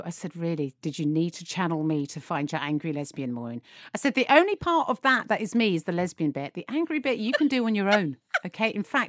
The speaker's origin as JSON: {"language": "English", "country": "United Kingdom", "said": "Well, we're British"}